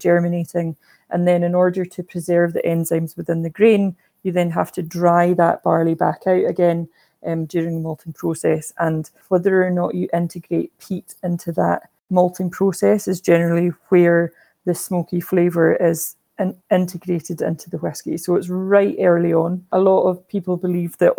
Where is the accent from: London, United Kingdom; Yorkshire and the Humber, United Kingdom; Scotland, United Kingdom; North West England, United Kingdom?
Scotland, United Kingdom; Islay; I'm from Islay and I've kind of grown up just chatting to people about whisky